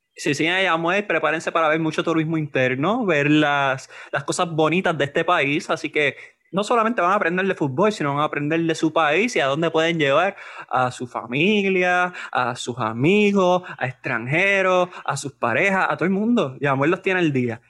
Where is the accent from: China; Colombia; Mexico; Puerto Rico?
Puerto Rico; nosotros como puertorriqueños